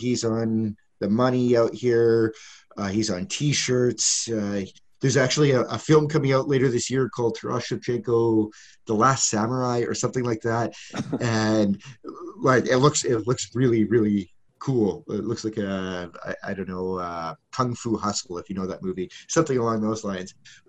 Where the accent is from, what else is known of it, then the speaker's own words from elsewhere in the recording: Ostroh, Rivne Oblast, Ukraine; now in Kyiv, Ukraine; I'm living in Kyiv. I'm from Western Ukraine. I was born, I say, that's in quotation marks, in a small city called Ostrog. That's where I spent my first 4 years or so in Ukraine.